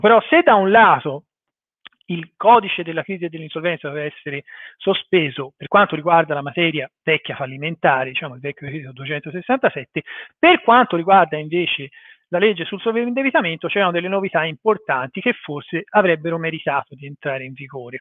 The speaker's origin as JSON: {"language": "Italian", "town": "Florence", "region": "Tuscany", "country": "Italy", "said": "fiorentino come me"}